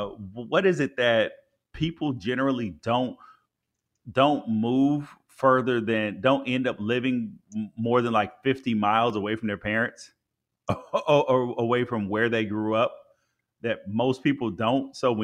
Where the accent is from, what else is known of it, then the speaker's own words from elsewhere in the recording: Memphis, Tennessee, United States; born there; also born or lived in California; I ate pretty much everything living in California, pretty much everything, because I was born in Memphis.